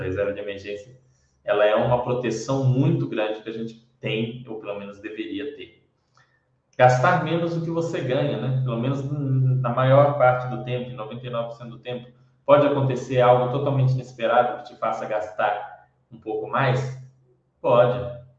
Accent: Brazil; Para nós, é, que somos brasileiros

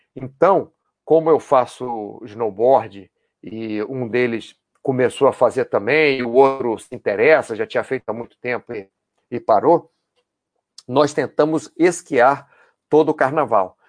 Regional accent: Brazil; also born or lived in United States / Catalonia, Spain; now in Spain; eu já passei nos dois países que eu morei por ser brasileiro

